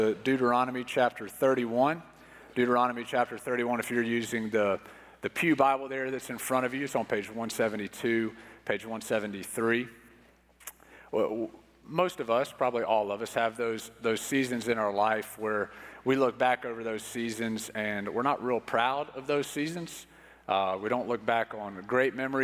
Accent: Pensacola, Florida, United States; growing up in Pensacola, Florida

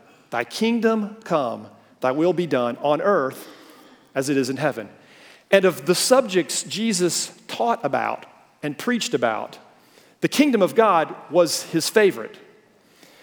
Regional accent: the South, United States; we Southerners

